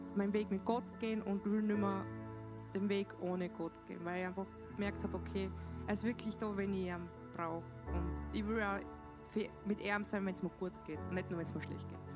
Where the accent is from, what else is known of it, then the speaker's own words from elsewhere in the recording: Dornbirn, Vorarlberg, Austria; ich komme aus Dornbirn